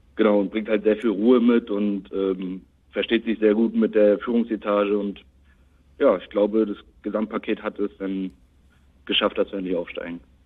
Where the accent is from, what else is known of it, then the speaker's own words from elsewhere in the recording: Rostock, Mecklenburg-Vorpommern, Germany; 21 aus Rostock, auch gebürtiger Rostocker